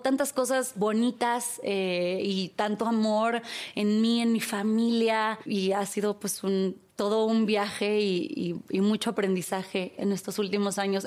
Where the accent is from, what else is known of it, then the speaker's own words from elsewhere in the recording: Tampico, Tamaulipas, Mexico; moved away; yo crecí en Tampico